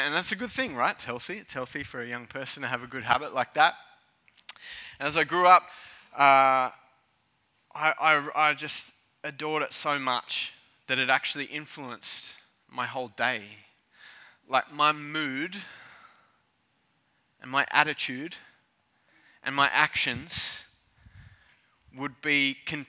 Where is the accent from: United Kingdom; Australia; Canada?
Australia; Cronulla, New South Wales; As a kid growing up in Cronulla, surfing was a rite of passage